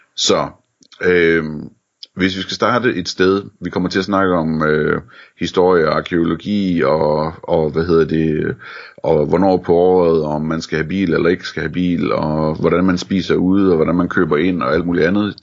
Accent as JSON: {"language": "Danish", "country": "Denmark"}